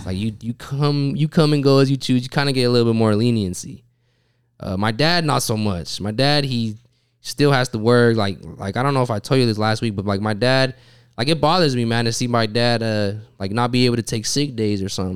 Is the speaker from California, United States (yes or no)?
no; Utah, United States; I'm from Utah